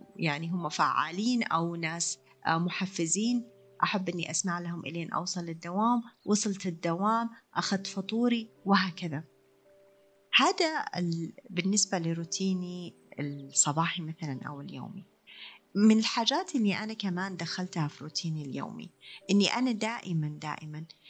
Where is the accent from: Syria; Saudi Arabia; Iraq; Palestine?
Saudi Arabia; Riyadh, Riyadh Province; عندنا في الرياض